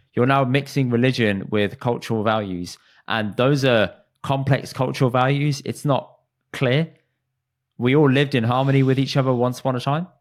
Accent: United Kingdom; as British Indians

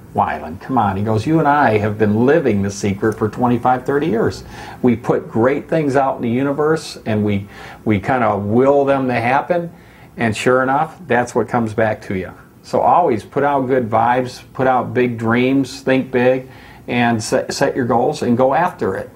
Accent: Michigan, United States; moved away as an adult; also born or lived in Florida; now in Laguna Beach, United States; when I was a kid growing up in Michigan

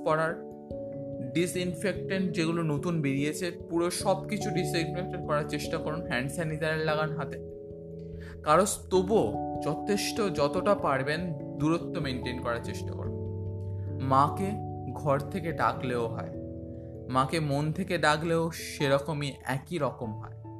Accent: Belur, West Bengal, India; আস্তে আস্তে বড় হলাম এই বেলুড় ছেড়ে তখন উত্তরপাড়ায় যাচ্ছি

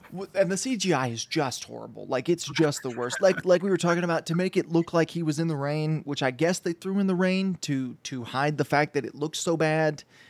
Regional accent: United States; as an American, as a white American man

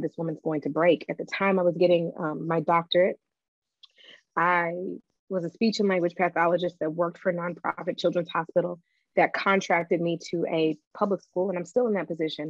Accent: the South, United States; I am from the South

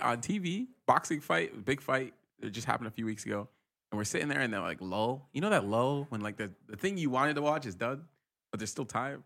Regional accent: Rhode Island, United States; moved away as an adult; now in San Francisco, United States; I grew up in Rhode Island

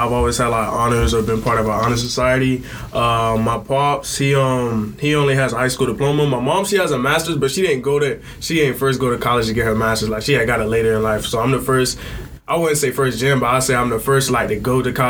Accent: Jacksonville, Florida, United States; moved away as an adult; now in Orlando, United States; I'm from Jacksonville, Florida.

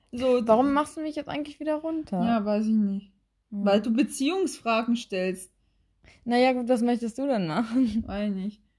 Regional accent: Oldenburg, Lower Saxony, Germany; Ich komme aus Oldenburg, da gibt es keine wahre

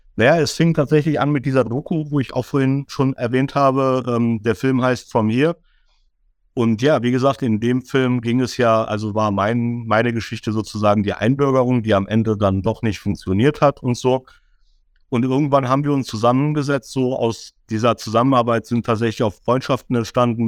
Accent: Düsseldorf, North Rhine-Westphalia, Germany; komme gebürtig aus Düsseldorf, bin 45 Jahre alt, bin in Deutschland geboren, habe nie woanders gelebt

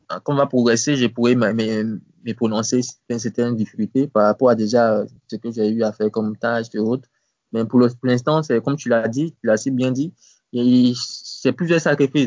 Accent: Côte d’Ivoire; also born or lived in Abidjan; c'était ma ville natale, Sobré

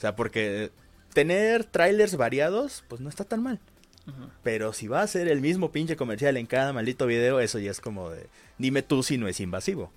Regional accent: Veracruz, Mexico; moved away; también en Veracruz, este, también fue más o menos lo mismo. Por ejemplo, en mi pueblo, es un lugar muy pequeño de por sí

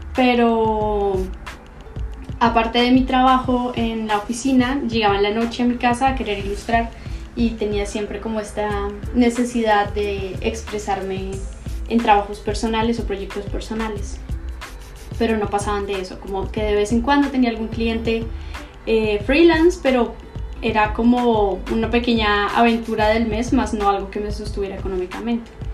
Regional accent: Bogotá, Colombia; moved away as an adult; also born or lived in Santiago, Chile; now in Guadalajara, Mexico; soy de Bogotá, Colombia

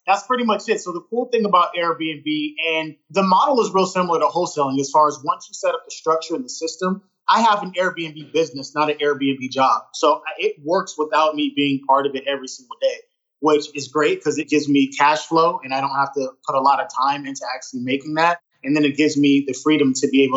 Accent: San Jose, California, United States; moved away as an adult; now in Southern California, United States; I'm originally from the Bay Area, from San Jose, California

